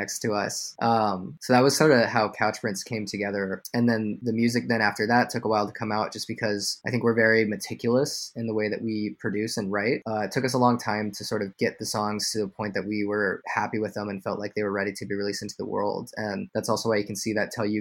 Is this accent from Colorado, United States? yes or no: yes; Denver, Colorado, United States; also born or lived in Paris, France; now in New York City, United States; We grew up in Denver, Colorado